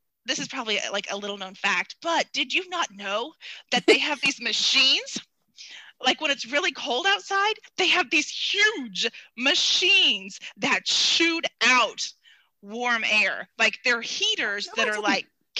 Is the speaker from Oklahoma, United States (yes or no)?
yes; Norman, Oklahoma, United States; I was born in Norman and OU blood was like birthed into me as I came into the world in Norman, Oklahoma